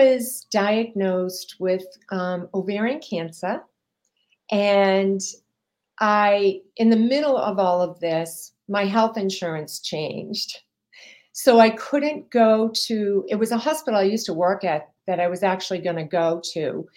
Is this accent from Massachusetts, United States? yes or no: yes; Massachusetts, United States; I am from Massachusetts